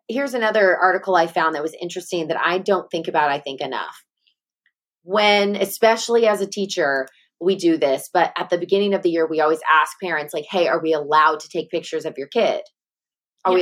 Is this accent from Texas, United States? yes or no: no; Sherwood, Arkansas, United States; I'm from Sherwood, Arkansas